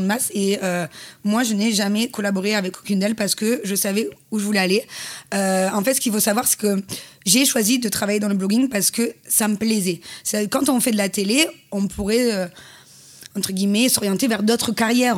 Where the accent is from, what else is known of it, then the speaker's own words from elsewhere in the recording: Marseille, Provence-Alpes-Côte d'Azur, France; accent: southern; en tant que petite Marseillaise